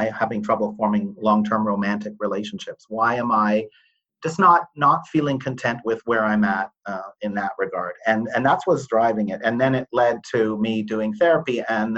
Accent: Toronto, Ontario, Canada; I grew up in Toronto

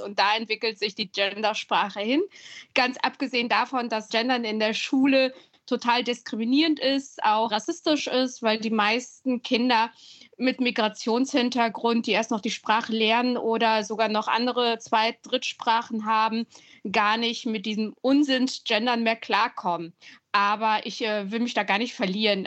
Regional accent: Siegen, North Rhine-Westphalia, Germany; born or raised there; moved away as an adult; now in Berlin, Germany

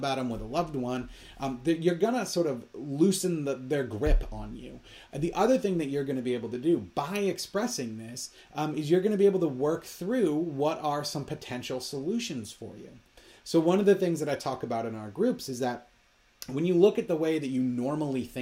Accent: Minnesota, United States; I grew up in Minnesota, so I am very well aware of how cold it is

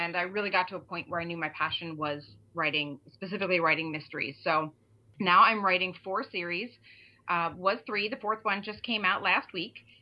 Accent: Eastern Pennsylvania, United States; I'm from Pennsylvania, Eastern Pennsylvania.

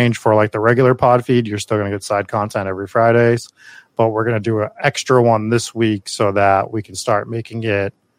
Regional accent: Massachusetts, United States; we're from Massachusetts where we don't pronounce anything as it's spelled

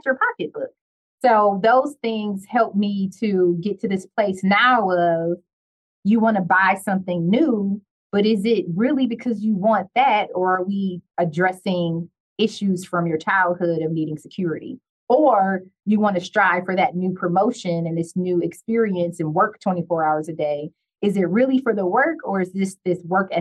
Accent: Detroit, Michigan, United States; I'm from Detroit

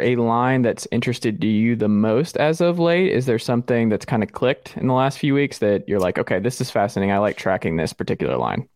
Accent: Atlanta, Georgia, United States; moved away as an adult; now in Tennessee, United States; I grew up as a Mountain Atlanta guy

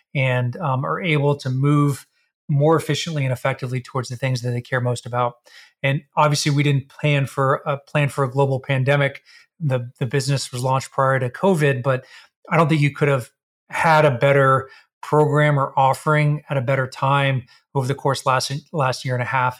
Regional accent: Texas, United States; we're both from Texas.

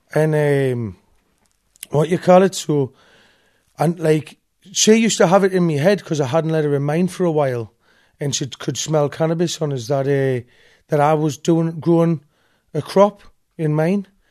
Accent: Newcastle upon Tyne, North East England, United Kingdom; At the East End of Newcastle

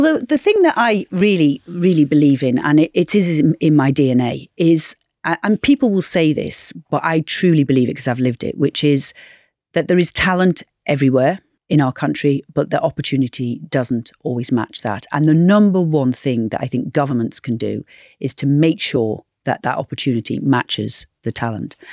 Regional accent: Knowsley, North West England, United Kingdom; growing up in Knowsley

